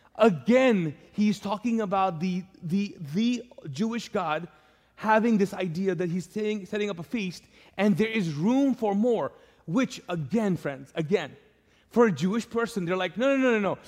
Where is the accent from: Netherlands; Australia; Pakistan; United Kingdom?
Pakistan; moved away; I'm Pakistani